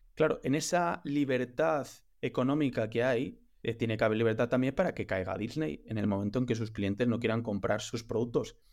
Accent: León, Castile and León, Spain; yo soy de León

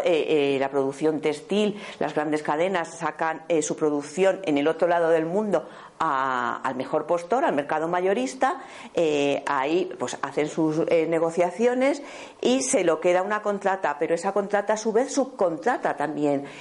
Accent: Béjar, Castile and León, Spain; yo vengo de una familia que eh, se ha eh, que ha estado toda la vida alrededor de la industria textil, venimos de Béjar

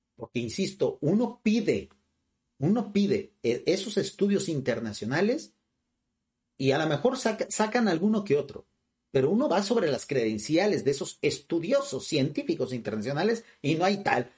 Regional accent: Mexico; nosotros aquí en México somos americanos, norteamericanos

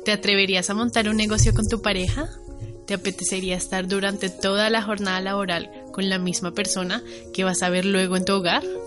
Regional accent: Bogotá, Colombia; moved away as an adult; also born or lived in Valencia, Spain; now in Spain; soy colombiana, nací en Bogotá, estudié mi carrera universitaria en Colombia, en Bogotá

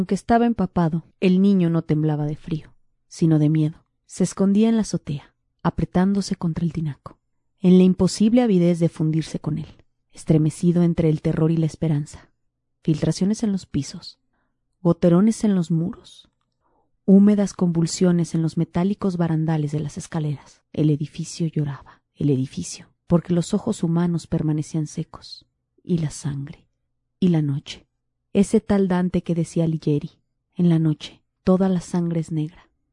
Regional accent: State of Mexico, Mexico; moved away; yo que crecí en el Estado de México

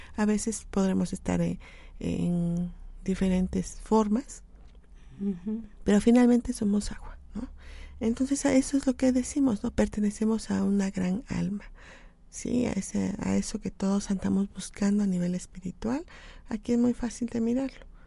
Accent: Mexico; como mexicanos

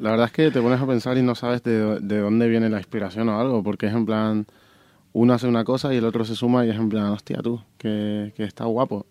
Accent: Tenerife, Canary Islands, Spain; now in Madrid, Spain; yo soy de Tenerife

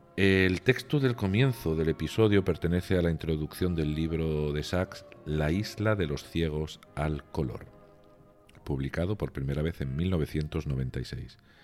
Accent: Region of Murcia, Spain; now in Pointe-Noire, Republic of the Congo; mi tierra, en Murcia

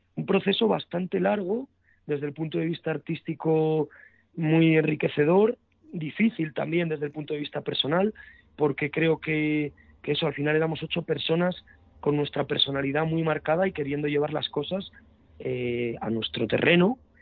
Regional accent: Burgos, Castile and León, Spain; first language Spanish; somos un septeto de Burgos

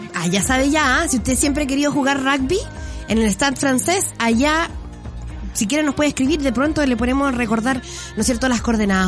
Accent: Chile; Todos somos chilenos

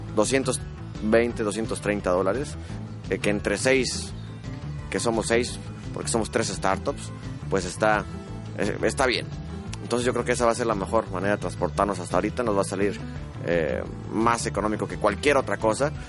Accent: Mexico

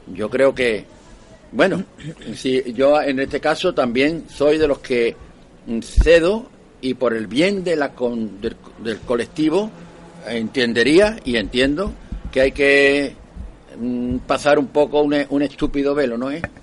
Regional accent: Málaga, Andalusia, Spain; yo era … de la tienda ahí de, en La Coracha. Cuando yo, donde yo nací era … de la tienda

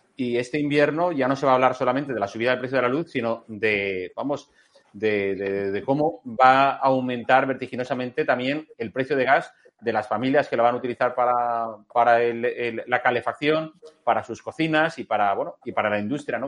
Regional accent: Spain; la verdadera víctima somos los españoles

